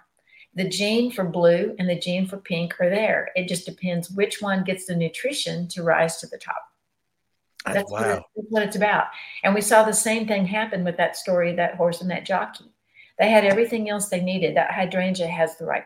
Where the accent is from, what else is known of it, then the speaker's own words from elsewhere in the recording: Corpus Christi, Texas, United States; I come from Corpus